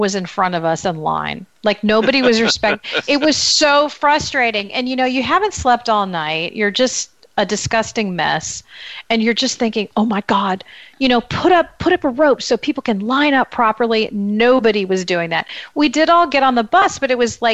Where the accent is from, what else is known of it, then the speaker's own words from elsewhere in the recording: United States; as an American walking through with your high school French